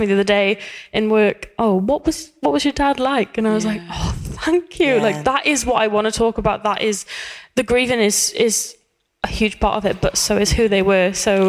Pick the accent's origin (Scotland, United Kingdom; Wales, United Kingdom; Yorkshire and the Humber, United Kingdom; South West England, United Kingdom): Wales, United Kingdom; accent: Welsh; My Welsh accent's